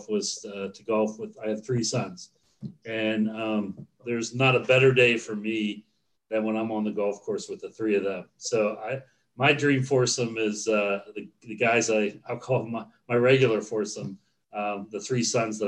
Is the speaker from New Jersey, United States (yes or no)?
no; Pittsburgh, Pennsylvania, United States; my background is Pittsburgh. I was born and raised here